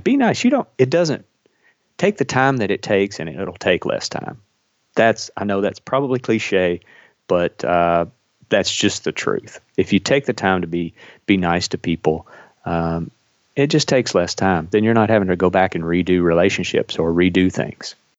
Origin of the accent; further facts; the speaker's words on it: Kentucky, United States; I flew fire patrol in Kentucky, uh, which is where I'm from, if you can't tell from my accent